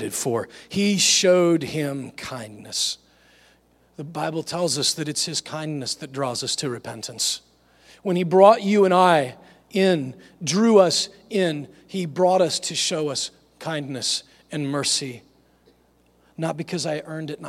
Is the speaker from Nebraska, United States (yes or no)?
yes; Nebraska, United States; moved away; I grew up in Nebraska